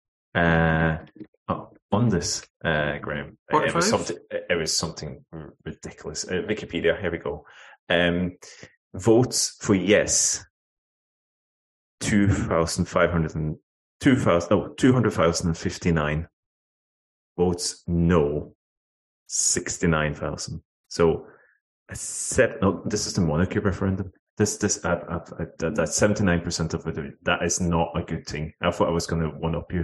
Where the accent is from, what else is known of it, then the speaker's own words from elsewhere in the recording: Oslo, Norway; Oslo. So that always excites me. So, you know, my hometown